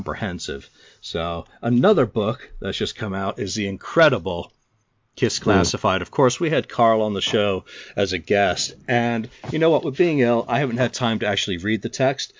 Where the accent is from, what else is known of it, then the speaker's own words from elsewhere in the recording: England, United Kingdom; I'm English